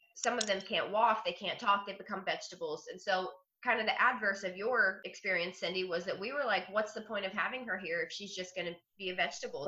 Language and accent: English; Ohio, United States; now in Florida, United States; i was born in ohio but I've been in Florida since 1998